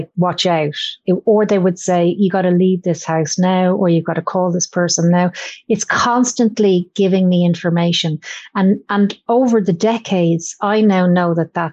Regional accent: Ireland; I grew up in Ireland and with my granny who go to church

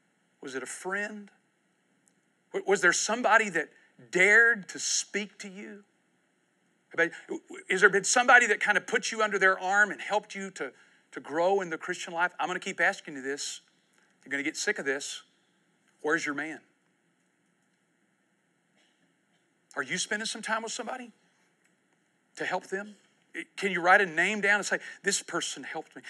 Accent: United States; I was born in the United States of America.

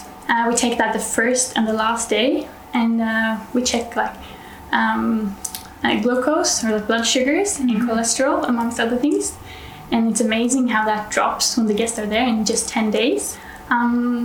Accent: Norway; I'm from Norway, so northern part of Europe

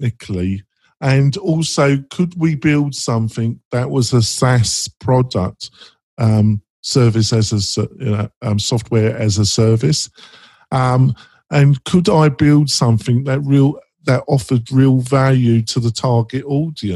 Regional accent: England, United Kingdom; moved away as an adult; now in United States; I was brought up in Britain, in England, and I still classify myself as very English.

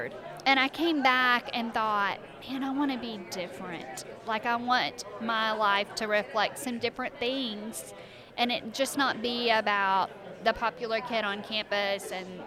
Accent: Arkansas, United States; moved away as an adult; I grew up in Arkansas.

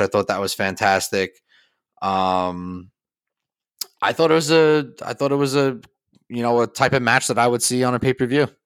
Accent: United States; being an American

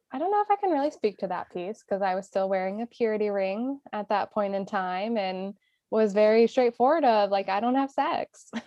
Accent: Indiana, United States; moved away as an adult; We grew up in Indiana, right? We did not grow up in city life.

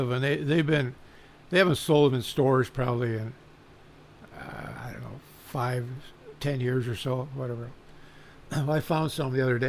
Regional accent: Bellflower, California, United States; growing up in Bellflower

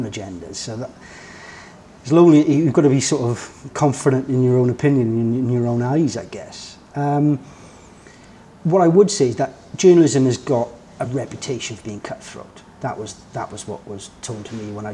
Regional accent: Welsh, Wales, United Kingdom; I'm a Welsh boy, family, nice house, live in a nice area

